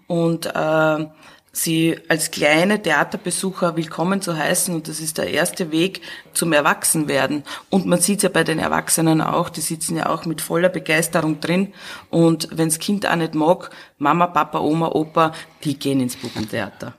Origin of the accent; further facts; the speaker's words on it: Burgenland, Austria; moved away as an adult; now in Vienna, Austria; ich komme aus dem Burgenland, da war raus und da war Garten und Grün und Felder